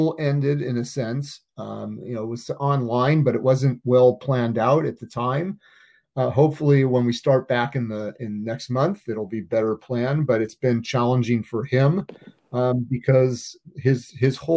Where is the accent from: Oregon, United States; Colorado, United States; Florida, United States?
Oregon, United States; I'm a native Oregonian